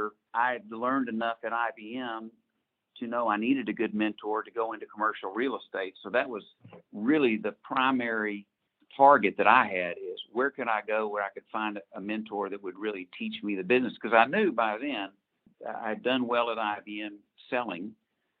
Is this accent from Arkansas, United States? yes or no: yes; Fort Smith, Arkansas, United States; also born or lived in Dallas, Texas; I was born in Dallas, but from 2 years on, Fort Smith years.